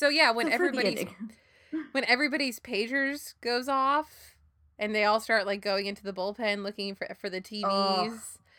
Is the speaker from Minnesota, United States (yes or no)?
yes; Minnesota, United States; Like, I'm from Minnesota.